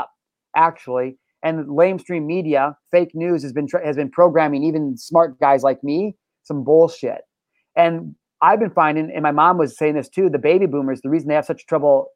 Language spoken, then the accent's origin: English; United States; us as American people